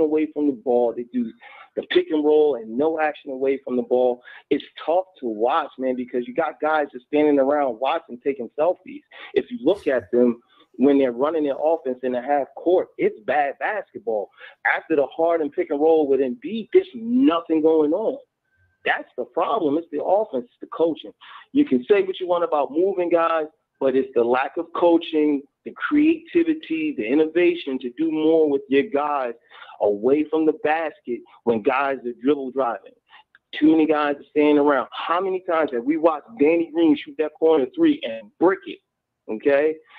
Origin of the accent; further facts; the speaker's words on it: Philadelphia, Pennsylvania, United States; now in Kentucky, United States; I'm calling from Kentucky, but I was raised and brought up in Philadelphia